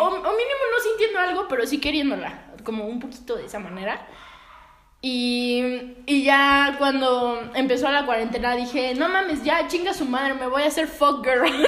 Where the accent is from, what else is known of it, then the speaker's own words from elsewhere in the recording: Mexico; como que no me siento mexicana